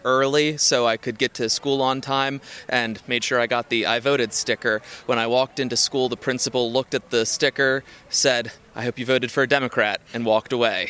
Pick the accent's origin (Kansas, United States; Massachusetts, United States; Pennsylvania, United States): Pennsylvania, United States; Philadelphia; I'm from Philadelphia